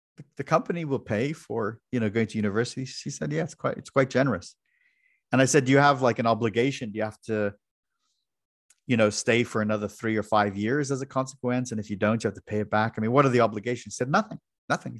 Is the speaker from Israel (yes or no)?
no; Ireland; moved away as an adult; now in United States; I was born and raised in Ireland, and in my early twenties, I came to the U S.